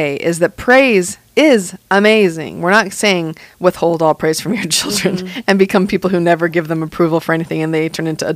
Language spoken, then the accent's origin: English; United States; we're from the United States